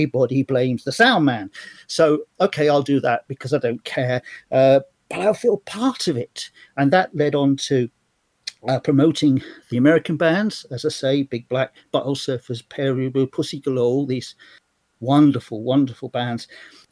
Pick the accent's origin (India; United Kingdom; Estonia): United Kingdom; London; moved away as an adult; also born or lived in Australia; now in Lincoln, United Kingdom; I was brought up in London in the 70s. I came back from Australia when I was 10 on my 10th birthday. And I spent the whole of the 70s up till 77, 78 in South London